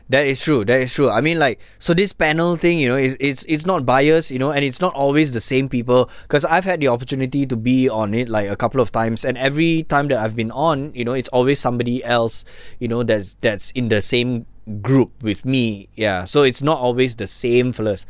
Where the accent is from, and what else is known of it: Malaysia